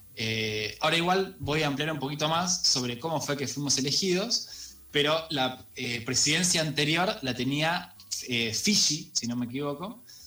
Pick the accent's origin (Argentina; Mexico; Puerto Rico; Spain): Argentina; como argentinas